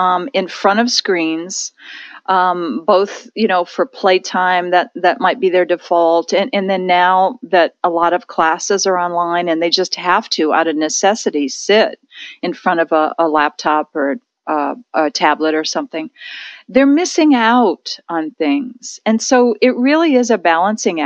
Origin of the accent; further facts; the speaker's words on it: near Lake Erie, Ohio, United States; in Ohio, where I grew up near Lake Erie